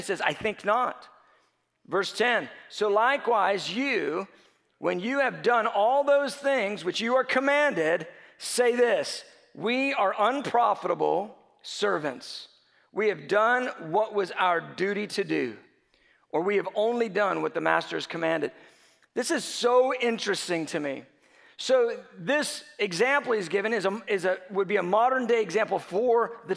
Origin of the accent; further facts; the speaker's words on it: United States; growing up in America with so many options